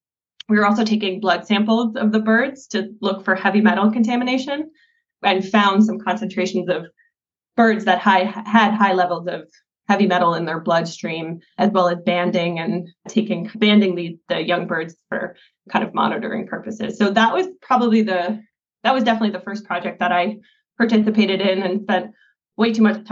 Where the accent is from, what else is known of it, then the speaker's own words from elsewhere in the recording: Northeast, United States; especially growing up in the Northeast, where our carnivores were eradicated long before I was brought into this world.